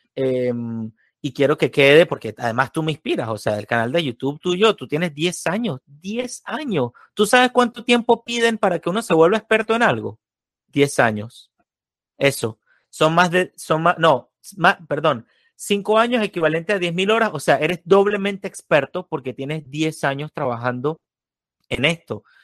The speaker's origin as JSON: {"language": "Spanish", "country": "Venezuela", "said": "me ha pasado exactamente lo mismo de Venezuela, solo que yo viví 22 años, no 22, 19 años de comunismo"}